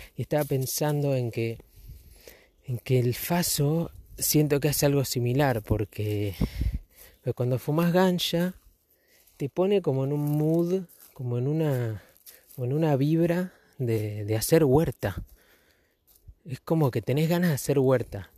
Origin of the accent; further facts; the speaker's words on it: Argentina; los fachos somos los argentinos